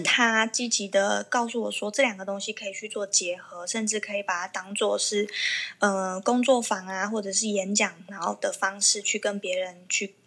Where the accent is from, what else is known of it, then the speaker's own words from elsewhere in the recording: Kaohsiung, Taiwan; 因为我是高雄人嘛